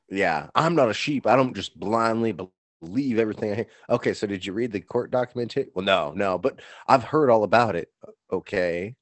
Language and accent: English; United States; I'm an American